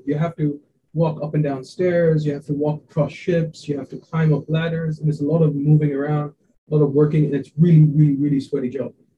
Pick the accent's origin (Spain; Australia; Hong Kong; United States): Hong Kong; also born or lived in India; I was born in India a uh, long time back, and then I moved to Hong Kong when I was quite young.